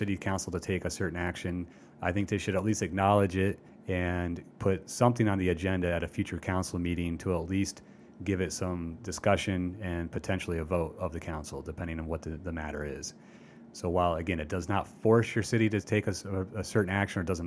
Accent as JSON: {"language": "English", "town": "Iowa City", "region": "Iowa", "country": "United States", "tie": "born or raised there", "said": "That's the city of Iowa City, my hometown"}